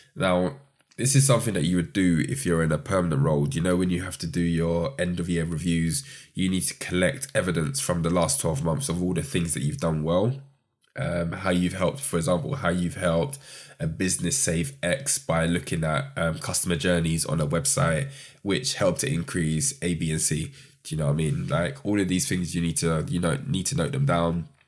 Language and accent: English; London, United Kingdom; growing up in London, South East London.